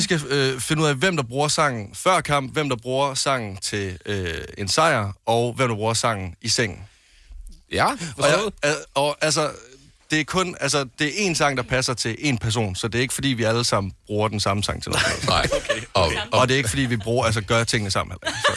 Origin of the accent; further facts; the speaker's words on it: West Jutland, Denmark; nu kommer jeg fra Vestjylland